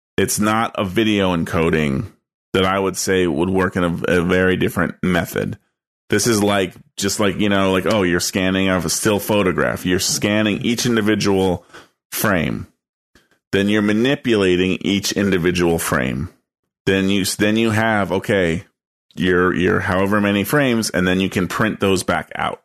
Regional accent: East Coast, United States; I grew up on the east

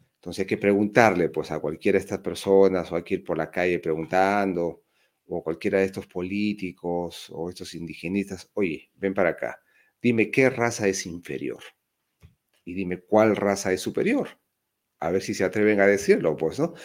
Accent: Peru

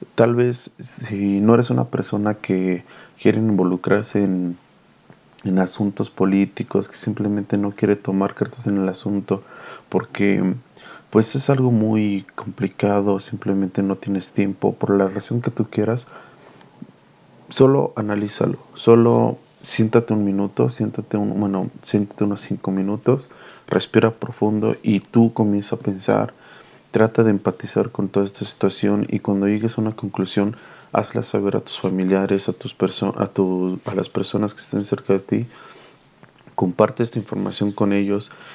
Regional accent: Mexico; yo lo digo como mexicano

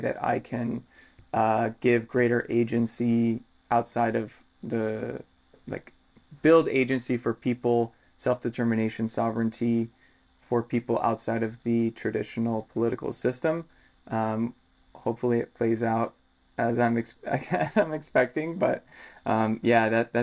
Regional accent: United States; growing up in the United States

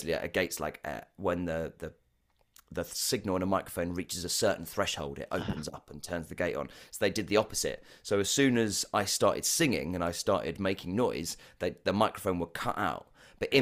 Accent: West Wickham, London, United Kingdom; I grew up in West Wickham.

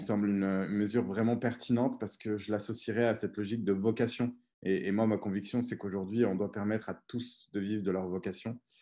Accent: Auvergne-Rhône-Alpes, France; je suis né, j'ai grandi en Auvergne, en France

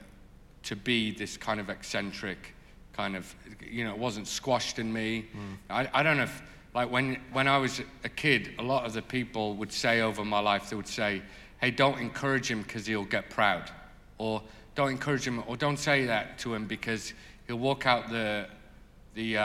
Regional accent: North East England, United Kingdom; I grew up in the Northeast

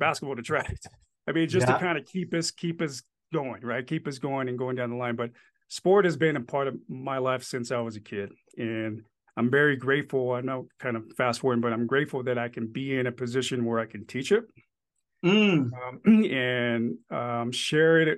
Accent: Santa Ana, California, United States; also born or lived in Apia, Samoa; I'm an OC boy, grew up in Orange County, California, and we lived out there, went to high school there.

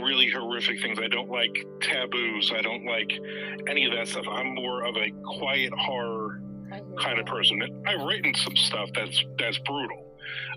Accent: Newark, New Jersey, United States; moved away as an adult; now in Jacksonville, United States; I grew up in New Jersey. I was born in Newark, so I grew up in New Jersey

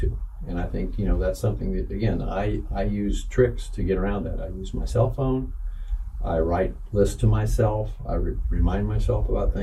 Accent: Bloomington, Indiana, United States; I'm a Hoosier. I was born and raised in Bloomington

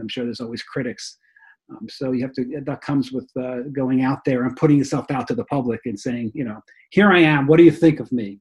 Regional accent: Rockland County, New York, United States; born or raised there; moved away as an adult; also born or lived in Bronx, New York / Florida; now in New Jersey, United States

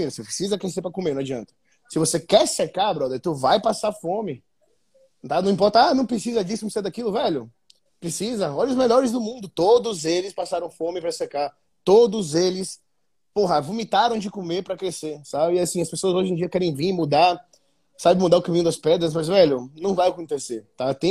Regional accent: Salvador, Bahia, Brazil; eu saí de Salvador comendo, tipo assim, salmão, filé mignon pra comer clara de ovo com atum, sabe?

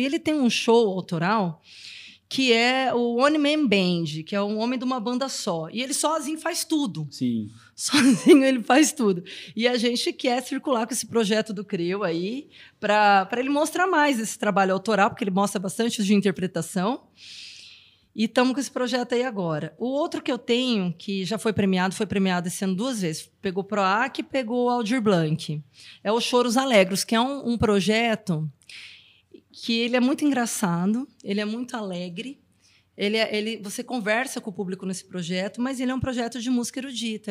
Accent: Brazil; eu morei fora do Brasil um tempo

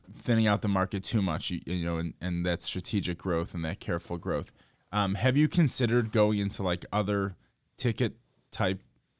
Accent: Chicago, Illinois, United States; So I grew up in Chicago

